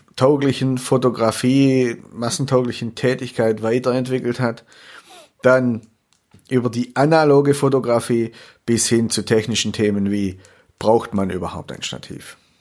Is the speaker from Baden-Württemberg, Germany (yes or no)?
yes; Swabia, Baden-Württemberg, Germany; accent: Swabian; also born or lived in Würzburg; ich habe leider einen schwäbischen Akzent